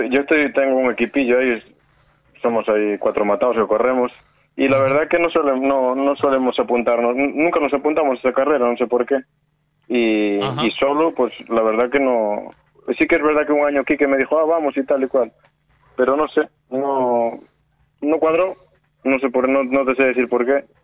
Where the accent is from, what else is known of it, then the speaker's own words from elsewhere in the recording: Pontevedra, Galicia, Spain; Yo, es que soy de Pontevedra